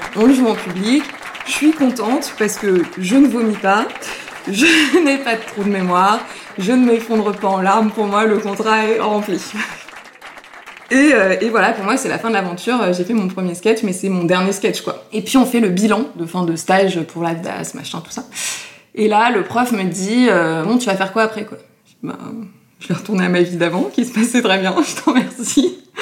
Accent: Paris, Île-de-France, France; On habitait avec mes parents euh, rue Vieille du Temple, dans le Marais, juste à côté du point virgule. Donc en fait, j'ai passé une grande partie de mon enfance à aller voir euh, des spectacles au point virgule

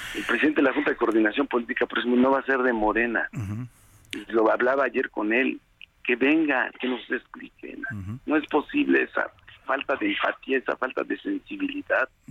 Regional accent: Puebla, Mexico; regresar a mi tierra

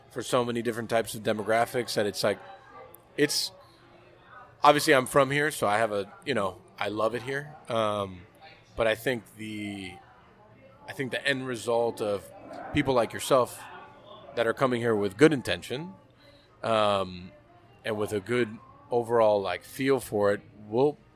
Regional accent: England, United Kingdom; I'm from England, man.

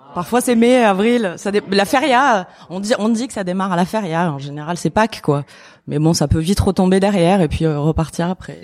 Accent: Alpilles, Provence-Alpes-Côte d'Azur, France; now in Arles, France; j'ai grandi dans les Alpilles, je suis née à Arles

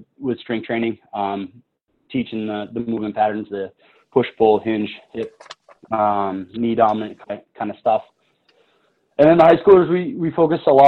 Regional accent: New Hampshire, United States; also born or lived in Maine; I'm born and raised in New Hampshire, so I haven't really gone far

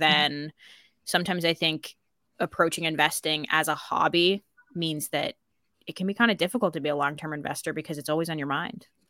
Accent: United States; accent: American; moved away as an adult; now in Ireland; I would say I'm American.

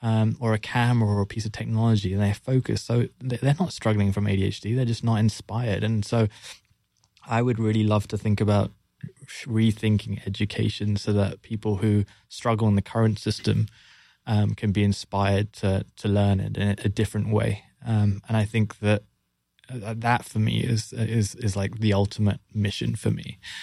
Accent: London, United Kingdom; born and raised in London, as you can tell from the accent.

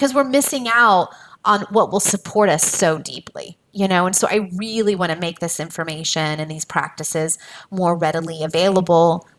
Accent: United States; an American woman

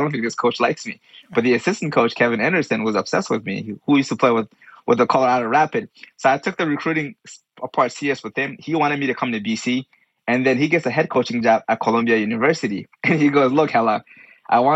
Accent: Mali; moved away; a fellow Malian

